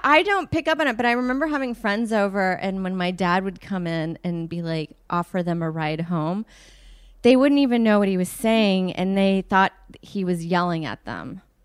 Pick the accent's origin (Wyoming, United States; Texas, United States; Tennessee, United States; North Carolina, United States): Texas, United States; suburb outside of Houston; also born or lived in South Africa; I grew up in Texas in a suburb outside of Houston.